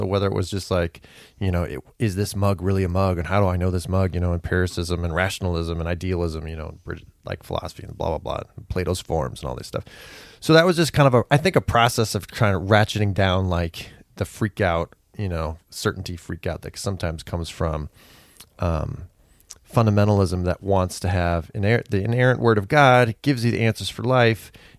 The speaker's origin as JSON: {"language": "English", "region": "California", "country": "United States", "tie": "born or raised there", "said": "So I was raised in California as a fundamentalist."}